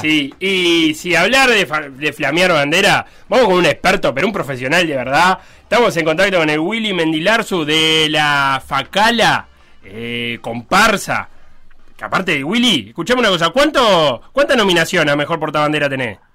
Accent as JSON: {"language": "Spanish", "country": "Uruguay", "said": "tenemos como uruguayos"}